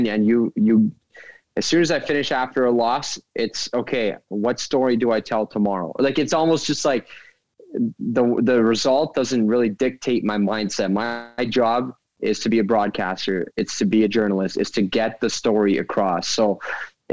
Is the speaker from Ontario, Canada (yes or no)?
no; Edmonton, Alberta, Canada; So growing up, of course, I grew up in Edmonton.